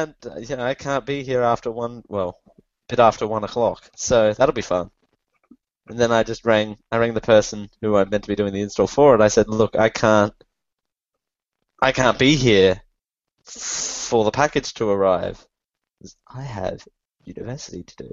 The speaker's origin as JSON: {"language": "English", "country": "Australia", "said": "I'm Australian"}